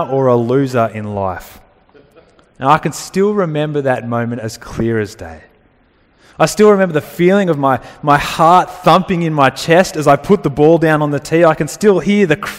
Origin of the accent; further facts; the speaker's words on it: Dubbo, New South Wales, Australia; growing up in Dubbo, I played rugby union as a kid for the Dubbo Roos